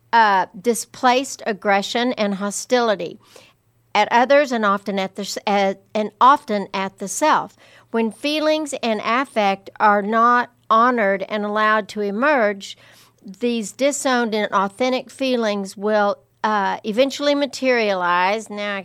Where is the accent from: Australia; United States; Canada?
United States; Lubbock, Texas; growing up in Lubbock